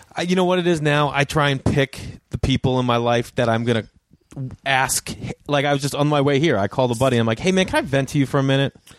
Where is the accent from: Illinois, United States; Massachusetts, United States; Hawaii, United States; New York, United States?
Massachusetts, United States; Boston; accent: Boston; a Boston accent, because that's where I'm from